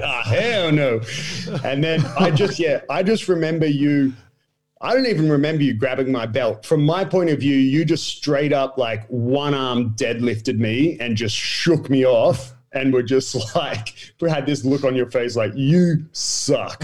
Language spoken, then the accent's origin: English; Australia; moved away as an adult; also born or lived in Brazil; I'm the Australian